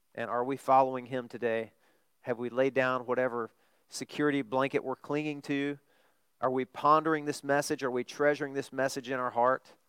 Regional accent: Arkansas, United States; I'm from Arkansas

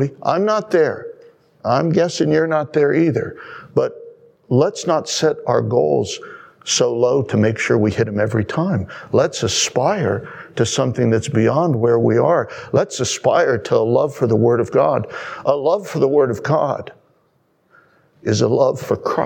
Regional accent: United States; as an American

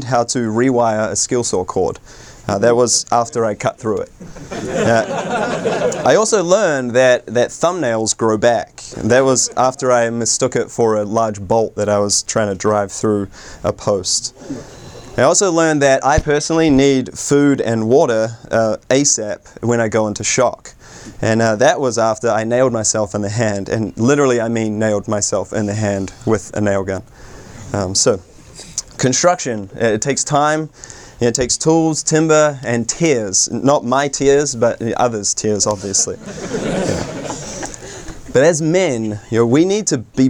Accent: New Zealand; moved away as an adult; now in United States; I hail all the way from New Zealand, although to be fair, I've been in the States for coming up 7 years

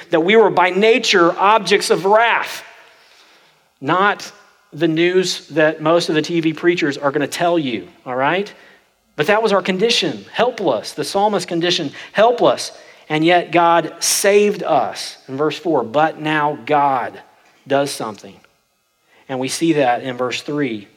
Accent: Oklahoma, United States; I'm from Oklahoma, and that's the way we talk.

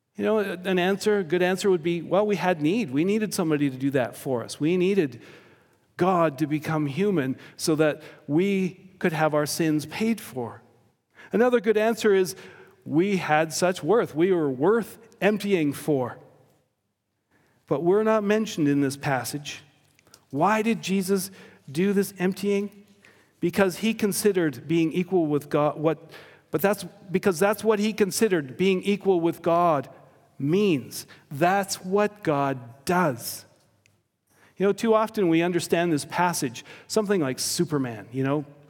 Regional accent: Victoria, British Columbia, Canada; I grew up on Vancouver Island in an immigrant community.

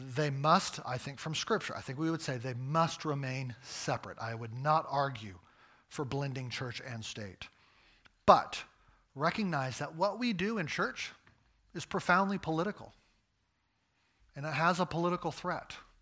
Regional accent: United States; I'm an American

